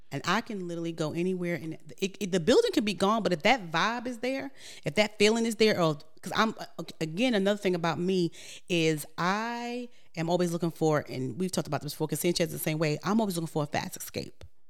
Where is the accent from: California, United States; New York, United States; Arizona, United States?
New York, United States; moved away; I'm from New York